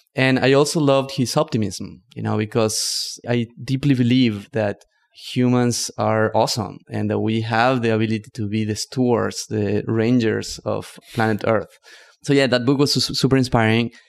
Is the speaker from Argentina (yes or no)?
yes; northern Argentina, Argentina; English is a second language; moved away as an adult; also born or lived in Barcelona, Spain / New York City, United States; now in United States; I grew up in Argentina, in the north, in the Yungas, which is a union between the rainforest and the Andes.